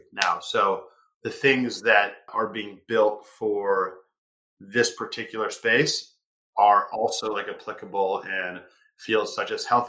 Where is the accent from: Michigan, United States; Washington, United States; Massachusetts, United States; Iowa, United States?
Washington, United States; Seattle; I grew up in downtown Seattle